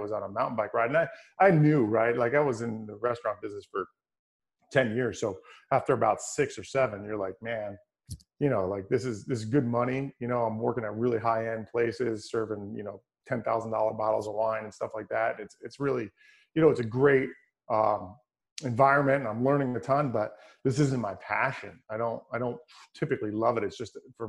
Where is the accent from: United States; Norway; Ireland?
United States; Hyde Park, New York; also born or lived in West Point, New York; I grew up around West Point pretty much my whole life in the Hudson Valley, about 90 miles north of New York City. In a town called Hyde Park, New York